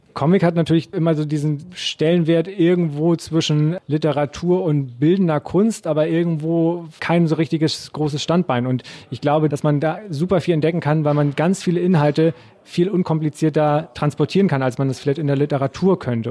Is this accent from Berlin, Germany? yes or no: no; Heide, Schleswig-Holstein, Germany; moved away; ich komme ursprünglich aus Heide